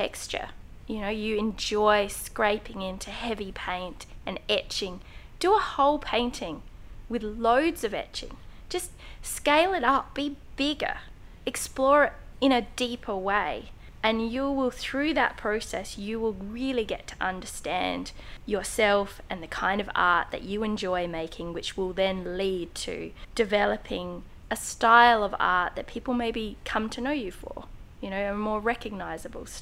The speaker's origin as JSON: {"language": "English", "town": "Adelaide", "region": "South Australia", "country": "Australia", "tie": "born or raised there", "said": "in Adelaide, where I live"}